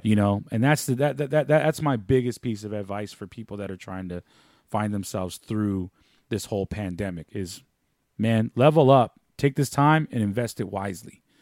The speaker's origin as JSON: {"language": "English", "town": "San Francisco", "region": "California", "country": "United States", "tie": "born or raised there", "said": "growing up in San Francisco"}